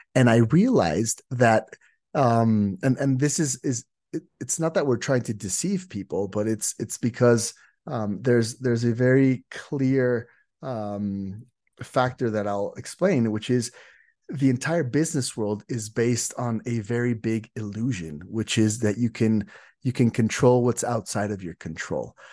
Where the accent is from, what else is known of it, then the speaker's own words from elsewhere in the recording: Mexico; I'm from Mexico